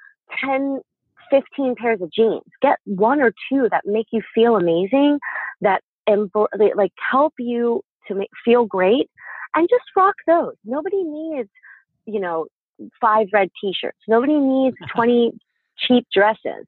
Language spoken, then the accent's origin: English; Pennsylvania, United States; moved away; my hometown in Pennsylvania